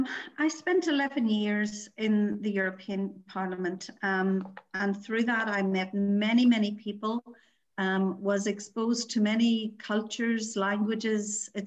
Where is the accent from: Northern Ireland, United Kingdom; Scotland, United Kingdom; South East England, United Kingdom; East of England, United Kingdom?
Northern Ireland, United Kingdom; born or raised there